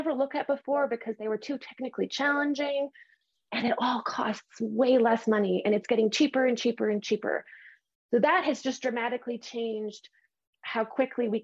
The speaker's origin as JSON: {"language": "English", "country": "Canada", "said": "I'm Canadian"}